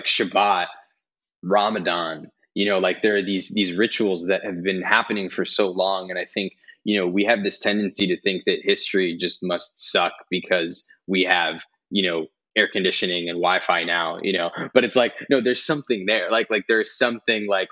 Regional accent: New Jersey, United States; we grew up in Jersey and I grew up around a lot of Italian Christian kids

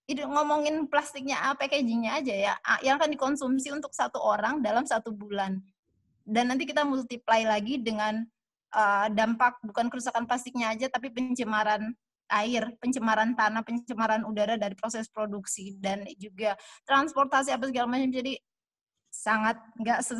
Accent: Manado, North Sulawesi, Indonesia; saya lahir besar di Manado

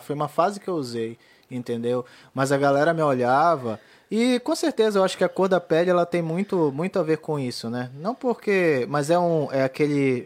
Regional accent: Pará, Brazil; moved away; also born or lived in Florianópolis; essa é a cara do meu Pará

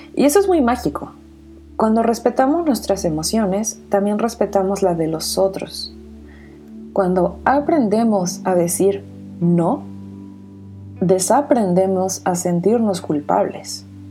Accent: Mexico; soy mexicana de corazón

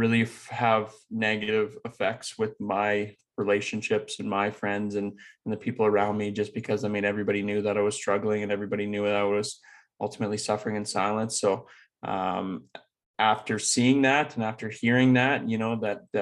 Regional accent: Leduc, Alberta, Canada; I grew up in Leduc, Alberta, which is just outside Edmonton.

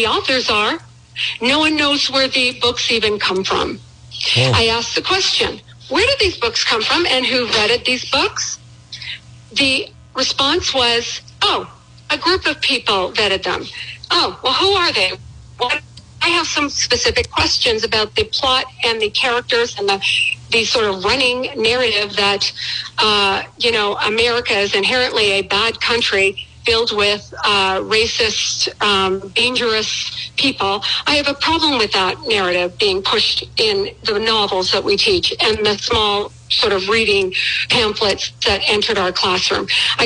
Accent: Canada; moved away as an adult; now in United States; I was raised in Canada. I became an American citizen over 30 years, you know, a long time ago. I moved to this country.

